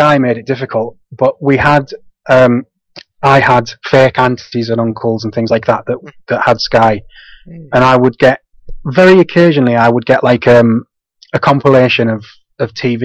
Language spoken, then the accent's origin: English; Guisborough, North East England, United Kingdom; I'm from a little town called Gisborough. It's about 20-30 minutes from Middlesbrough in the northeast.